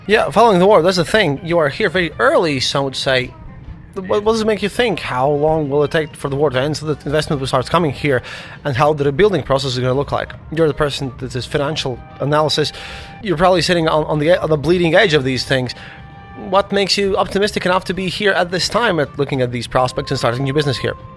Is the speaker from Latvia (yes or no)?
yes; Latvia; I'm from Latvia myself, and I've seen a lot of this transition happen in our own country